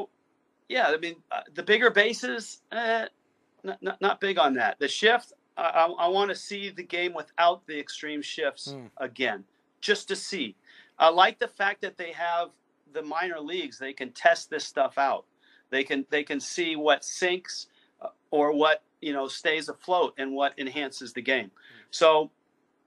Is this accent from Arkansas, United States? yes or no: no; Bay Area, California, United States; when I was a kid growing up in the Bay Area